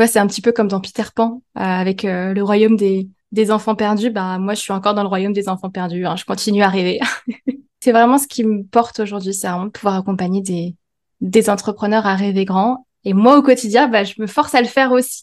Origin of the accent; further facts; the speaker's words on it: India; now in France; mon pays d'origine en Inde